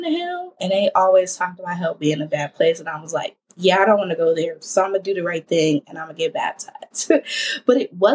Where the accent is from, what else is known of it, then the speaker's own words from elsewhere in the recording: Ohio, United States; I am from the Ohio. Yes, Ohio, if you know me. And I am a 24-year-old journalist here in the Columbus area.